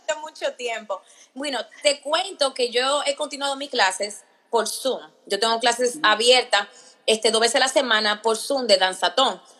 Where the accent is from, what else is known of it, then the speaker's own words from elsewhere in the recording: Virginia, United States; moved away as an adult; now in Maryland, United States; yo me crié en Virginia